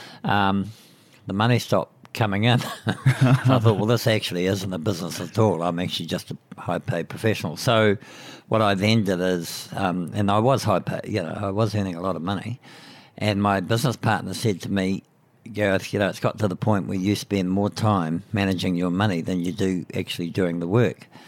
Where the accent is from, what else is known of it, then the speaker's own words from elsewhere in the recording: Putaruru, Waikato, New Zealand; I grew up in Pateru, which is a small town in the southern Waikato. And I didn't get out of there until I went to university.